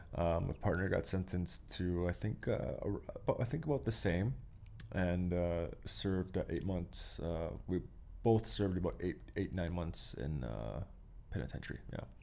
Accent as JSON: {"language": "English", "town": "Pincher Creek", "region": "Alberta", "country": "Canada", "tie": "born or raised there", "lives_now": "Calgary, Canada", "said": "I grew up very lucky with, uh, growing up in Pincher Creek out there"}